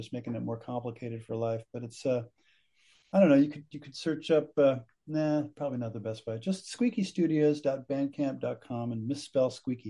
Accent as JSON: {"language": "English", "country": "United States", "said": "I pronounce it as an American"}